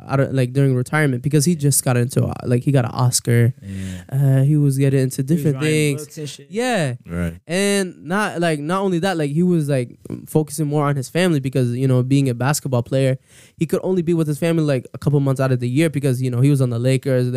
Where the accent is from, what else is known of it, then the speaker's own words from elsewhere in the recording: Ohio, United States; we're from Ohio